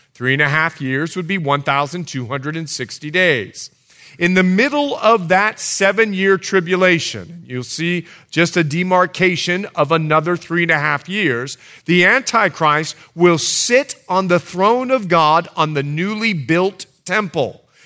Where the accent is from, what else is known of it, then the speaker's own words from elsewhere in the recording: Bahamas; moved away; I'm from the Bahamas